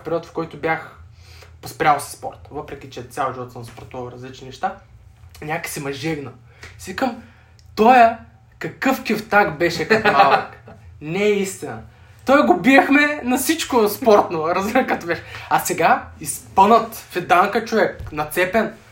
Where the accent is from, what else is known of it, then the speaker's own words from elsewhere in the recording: Sliven, Sliven Province, Bulgaria; now in Sofia, Bulgaria; съм родом от Сливен